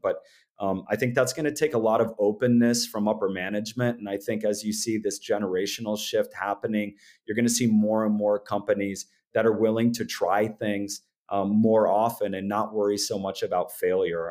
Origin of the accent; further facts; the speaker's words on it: Orange City, Iowa, United States; I grew up in Northwest Iowa in a town called Orange City